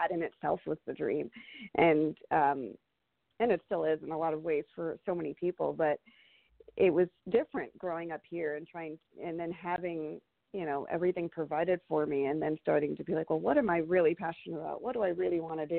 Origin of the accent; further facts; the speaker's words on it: Michigan, United States; moved away as an adult; also born or lived in India / Chicago, Illinois; now in Atlanta, United States; growing up in Michigan